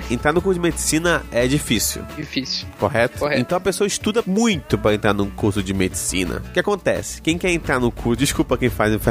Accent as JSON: {"language": "Portuguese", "town": "Manaus", "region": "Amazonas", "country": "Brazil", "said": "eu, nós somos de Manaus, se eu quiser estudar em Curitiba, eu posso só fazer a prova do Enem"}